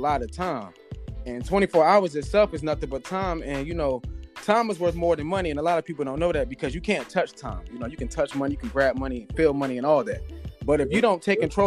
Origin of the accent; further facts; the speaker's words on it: Northern Virginia, United States; now in Florida, United States; I'm from North of Virginia. As of right now, I live in Florida